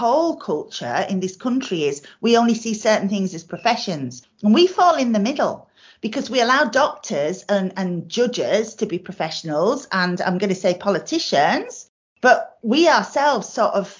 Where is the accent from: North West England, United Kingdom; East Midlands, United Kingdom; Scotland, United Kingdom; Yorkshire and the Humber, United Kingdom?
Yorkshire and the Humber, United Kingdom; South Yorkshire coalfield; I'm from the South Yorkshire coalfield